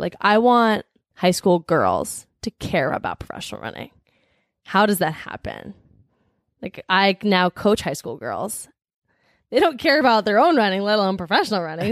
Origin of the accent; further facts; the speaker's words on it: New Jersey, United States; now in Boston, United States; I'm from New Jersey.